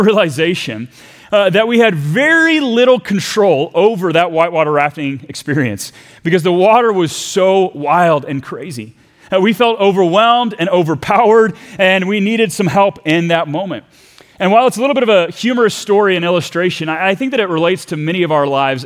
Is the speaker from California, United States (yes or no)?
no; Texas, United States; we left my home country of Texas to go to Virginia